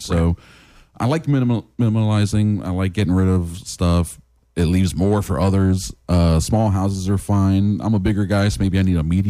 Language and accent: English; New York, United States; now in Florida, United States; growing up in New York